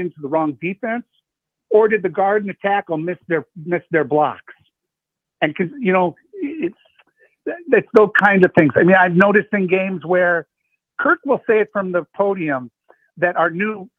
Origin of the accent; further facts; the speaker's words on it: Iowa, United States; I grew up in Four City. I went to school at Luther